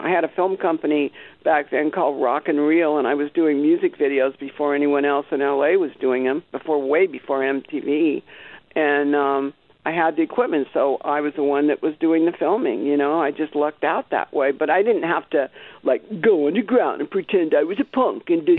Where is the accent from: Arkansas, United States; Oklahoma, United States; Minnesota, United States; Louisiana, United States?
Louisiana, United States; Algiers; born there; and I was born in Algiers, Louisiana, and my father was killed in Montgomery, or actually Troy, Alabama.